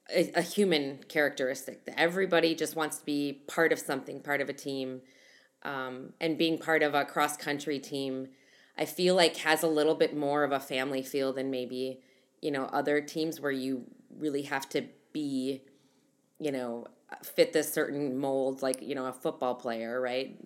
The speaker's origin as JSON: {"language": "English", "region": "Midwest", "country": "United States", "said": "I'm from the Midwest"}